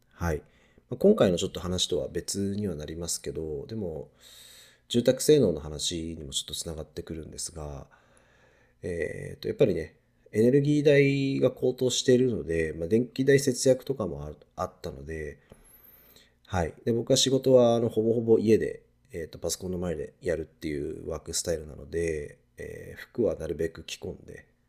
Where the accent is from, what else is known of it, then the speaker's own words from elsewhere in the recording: Niigata, Japan; also born or lived in Tokyo; now in Shizuoka, Japan; 僕、新潟出身で、で、東京に住んでたこともあって